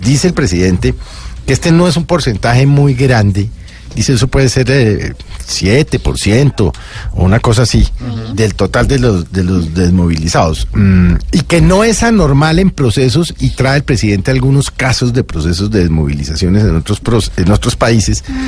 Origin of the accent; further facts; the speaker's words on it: Colombia; a mí como colombiano